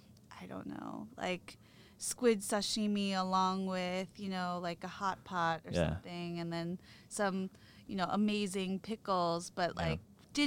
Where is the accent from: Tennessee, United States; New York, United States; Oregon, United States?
New York, United States; New York City; So I grew up in Manhattan on the Upper West Side